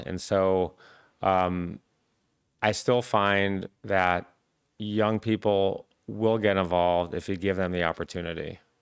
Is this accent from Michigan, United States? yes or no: yes; Michigan, United States; I grew up in Michigan